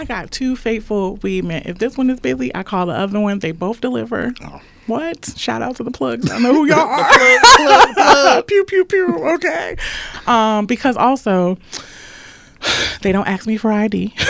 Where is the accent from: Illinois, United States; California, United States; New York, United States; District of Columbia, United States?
Illinois, United States; Chicago; I'm from Chicago.